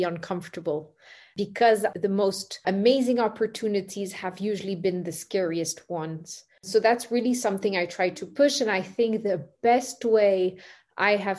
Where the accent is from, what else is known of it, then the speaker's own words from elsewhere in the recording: Singapore; I grew up in Singapore